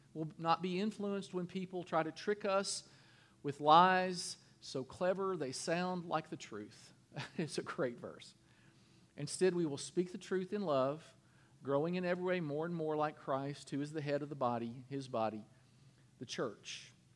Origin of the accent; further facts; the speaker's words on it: Kentucky, United States; I'm from Kentucky.